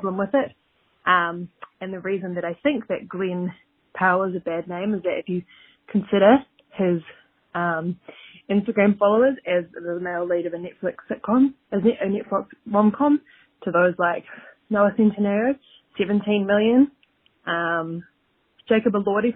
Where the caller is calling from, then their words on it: New Zealand; I'm calling from New Zealand